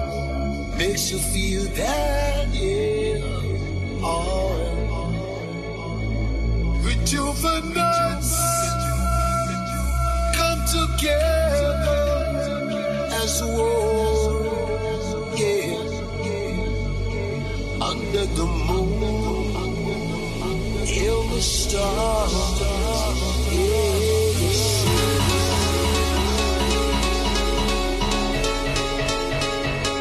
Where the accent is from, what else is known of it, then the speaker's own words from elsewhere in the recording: Leeds, Yorkshire and the Humber, United Kingdom; accent: Yorkshire; I am proud to be Yorkshire. I've lived here all my life